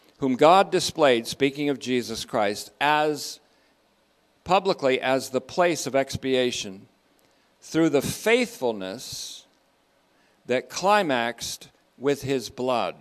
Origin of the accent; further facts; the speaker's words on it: Vermont, United States; also born or lived in Hoosick Falls, New York; I grew up in Vermont after being born in New York State. Hoosick Falls, also known as Whiskey Falls